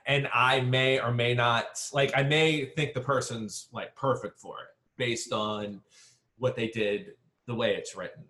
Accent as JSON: {"language": "English", "town": "New Orleans", "region": "Louisiana", "country": "United States", "tie": "born or raised there", "also_born_or_lived": "Shreveport, Louisiana", "said": "New Orleans is my hometown, but I'm now 10 years invested back into New Orleans"}